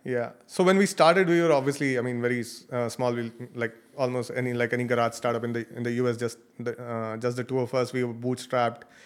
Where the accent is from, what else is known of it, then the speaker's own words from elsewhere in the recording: Chandigarh, India; I grew up in a city called Ch-, Chandigarh. It's near Delhi.